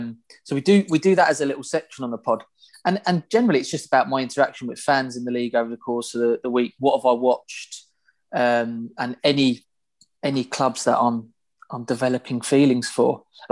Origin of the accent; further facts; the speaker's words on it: London, United Kingdom; moved away as an adult; now in Ireland; I'm obviously not a native. I'm from London and massive Arsenal fan, and moved over in 2019.